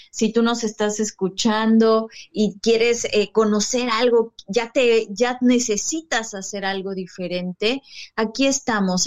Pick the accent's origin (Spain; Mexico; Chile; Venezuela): Mexico; Cuernavaca, Morelos; moved away as an adult; now in Mérida, Mexico; yo soy de México, de un de Morelos, Cuernavaca, Morelos. Actualmente justo me mudé a la ciudad de Mérida